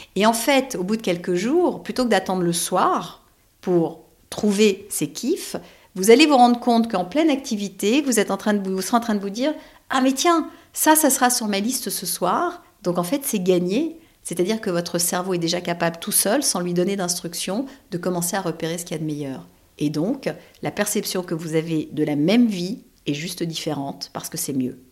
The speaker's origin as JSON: {"language": "French", "town": "Paris", "region": "Île-de-France", "country": "France", "said": "je suis parisienne que tous mes amis sont parisiens"}